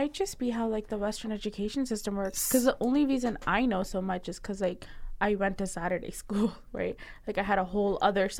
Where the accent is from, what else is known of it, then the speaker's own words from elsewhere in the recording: Pakistan; now in Guelph, Canada; I told someone I was from Pakistan